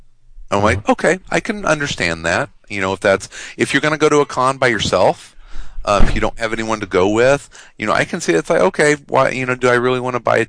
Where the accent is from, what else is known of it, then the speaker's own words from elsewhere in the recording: upper Midwest, United States; I'm a short, pale German lad from the upper Midwest.